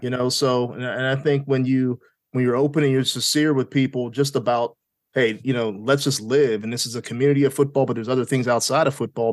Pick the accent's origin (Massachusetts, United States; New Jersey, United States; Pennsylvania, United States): Pennsylvania, United States; Pittsburgh; now in Richmond, United States; I was born in Pittsburgh.